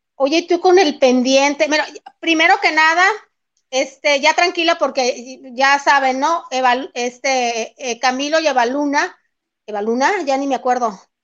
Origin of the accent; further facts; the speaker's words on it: El Fuerte, Sinaloa, Mexico; aquí en el municipio del Fuerte